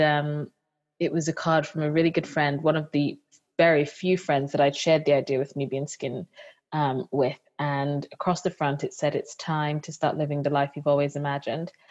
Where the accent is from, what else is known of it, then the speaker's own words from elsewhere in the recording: Nigeria; being a Nigerian